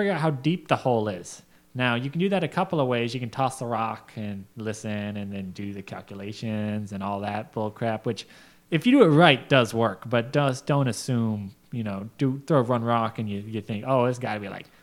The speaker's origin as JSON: {"language": "English", "town": "Gold Basin", "region": "Colorado", "country": "United States", "tie": "born or raised there", "said": "up in Colorado, and part of my hometown called Gold Basin"}